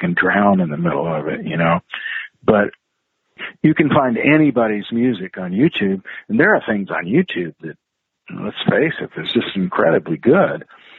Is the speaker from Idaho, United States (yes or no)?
yes; Idaho, United States; I didn't always get where I grew up in the Northwest and Idaho. There weren't always outlets to play rock.